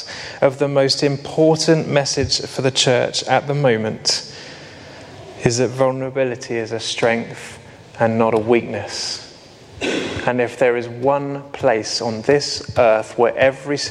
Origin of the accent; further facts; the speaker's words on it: United Kingdom; we're very British